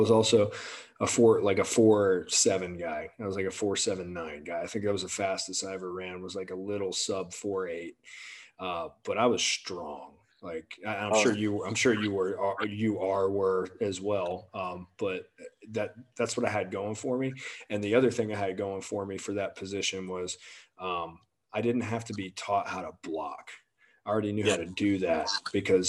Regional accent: Tampa, Florida, United States; I'm from Florida. I'm from Tampa

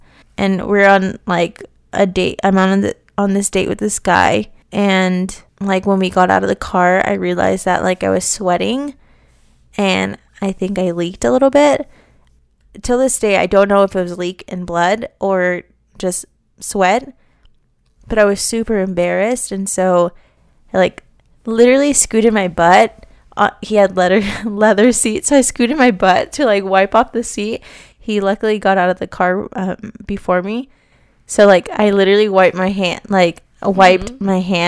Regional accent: Las Vegas, Nevada, United States; I'm from Vegas. It's bloody hot out there.

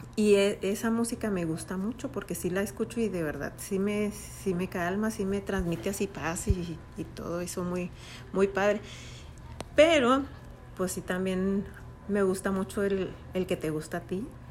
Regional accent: Chihuahua, Mexico; Nosotros somos de Chihuahua.

